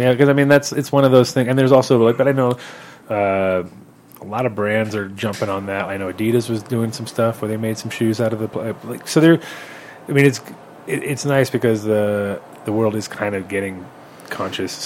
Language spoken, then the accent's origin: English; New York, United States; also born or lived in Holland; I'm a New Yorker